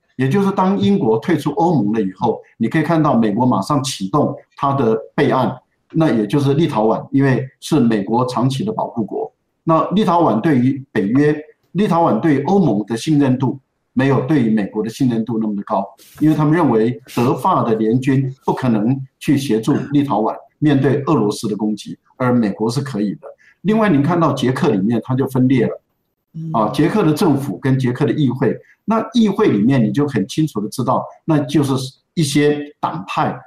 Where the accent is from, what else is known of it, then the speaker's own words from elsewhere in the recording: Taiwan; 我们台湾人也很错愕